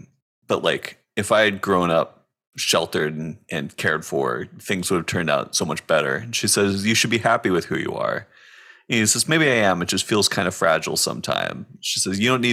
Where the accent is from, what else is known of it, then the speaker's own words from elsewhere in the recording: Santa Barbara, California, United States; We're both from Santa Barbara, California